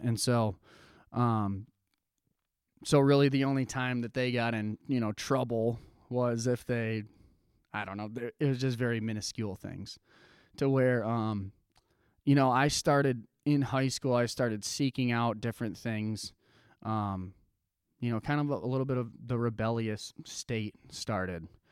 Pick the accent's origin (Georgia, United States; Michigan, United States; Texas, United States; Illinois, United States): Michigan, United States; Jenison; also born or lived in Grand Rapids; I grew up, was born in Grand Rapids and was born and raised in Jenison